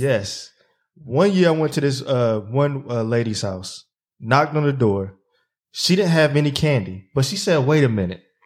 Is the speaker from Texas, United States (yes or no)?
no; Zebulon, North Carolina, United States; my hometown in Zeppelin